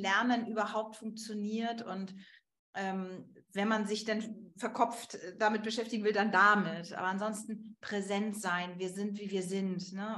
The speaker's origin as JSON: {"language": "German", "country": "Germany"}